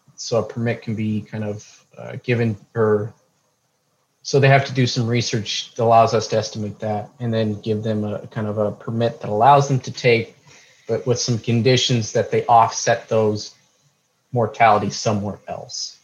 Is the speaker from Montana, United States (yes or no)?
yes; Montana, United States; moved away as an adult; now in New Mexico, United States; I grew up in Montana, so northwest United States